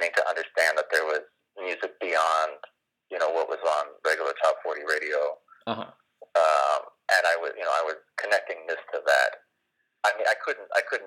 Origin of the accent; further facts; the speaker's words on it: Los Angeles, California, United States; I grew up in Los Angeles in the Valley